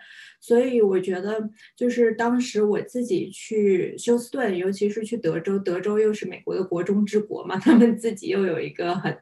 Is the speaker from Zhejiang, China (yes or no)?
yes; Ningbo, Zhejiang, China; 但是我是浙江这边的浙江宁波人。然后我父亲那边是更稍微再远一点，就是舟山群岛那边。然后我母亲的话是，呃，宁波就是市区外面，相当于鄞州区这一块的。所以我们自己是有自己的方言啊什么呀